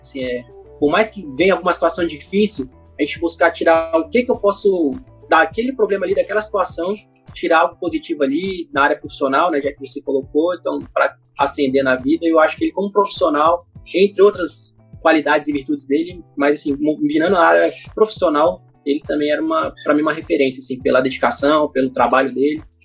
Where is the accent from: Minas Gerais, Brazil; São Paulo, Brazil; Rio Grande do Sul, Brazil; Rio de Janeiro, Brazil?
Rio de Janeiro, Brazil; eu sou carioca, então lá no Rio a gente chama de biscoito